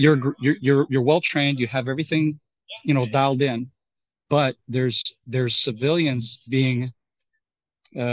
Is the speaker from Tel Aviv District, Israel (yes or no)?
no; Kiryat Shmona, Northern District, Israel; also born or lived in Golan Heights / Texas; I'm from the north. I grew up in Kiryat Shmona, and I lived on the Golan Heights during my military service.